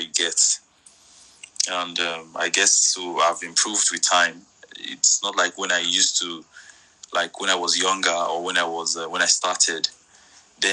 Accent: Warri, Delta, Nigeria; also born or lived in Lagos, Nigeria; I grew up in Warri. Like I said, I attended Mother Fredima Catholic Secondary School. I did my primary secondary school in Warri.

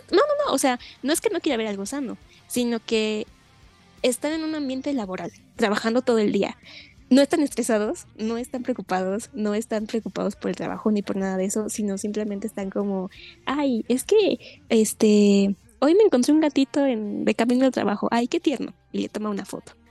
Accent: Mexico

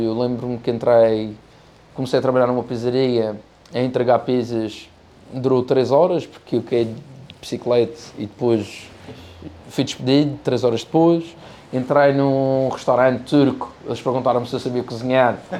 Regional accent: Madeira, Portugal; also born or lived in United States

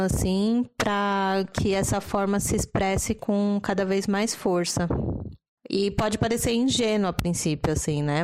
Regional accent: São Paulo, Brazil; paulistana e humanista

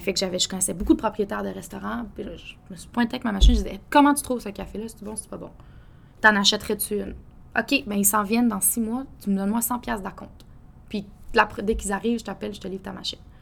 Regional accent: Quebec City, Quebec, Canada; moved away as an adult; also born or lived in Toronto; now in Montreal, Canada; j'ai grandi, euh, grandi à Québec avec mes parents

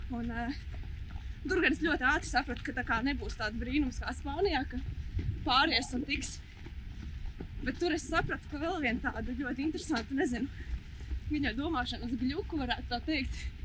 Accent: Riga, Latvia; also born or lived in Alūksne; Principā no Rīgas.

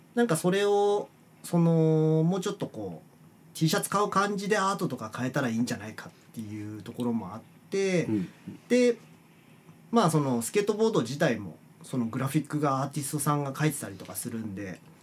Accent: Fukui, Japan; moved away; 僕生まれが福井で

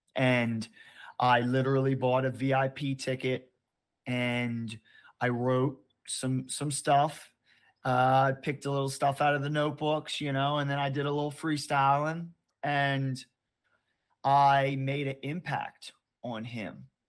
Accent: Baltimore, Maryland, United States; I grew up in Baltimore, Maryland

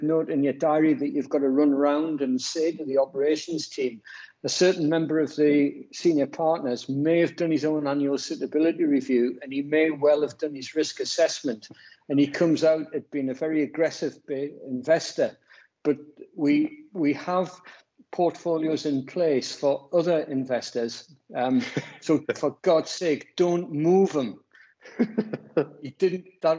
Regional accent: Bradford, Yorkshire and the Humber, United Kingdom; Well, it'd be like e-bingo, smoking their e-cigarettes in I'm from Bradford.

